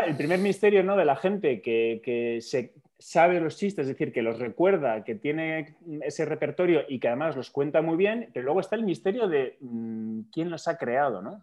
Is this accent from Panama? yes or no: no; Basque Country, Spain; somos dos vascos